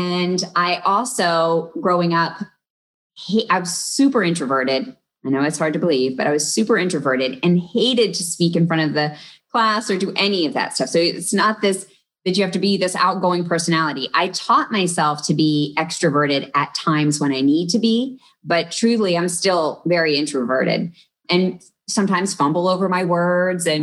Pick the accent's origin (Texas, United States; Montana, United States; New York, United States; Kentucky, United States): Texas, United States; I grew up in Texas, but I also had relatives in Ohio.